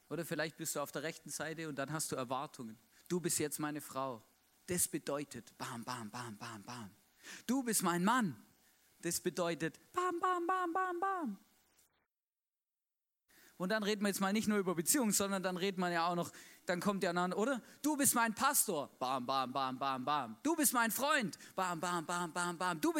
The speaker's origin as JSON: {"language": "German", "region": "Baden-Württemberg", "country": "Germany", "said": "Ich bin mit einer Schweizerin verheiratet, ja? Ich bin Schwabe"}